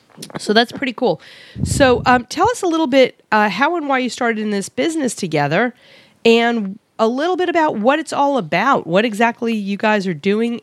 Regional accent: New York, United States; now in Arizona, United States; I'm from Queens. Sometimes hung out in Brooklyn.

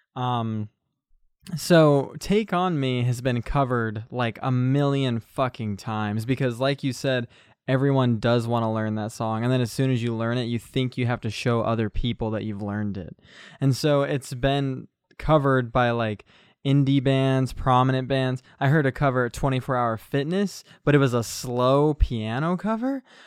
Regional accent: United States; I'm just an American bloke

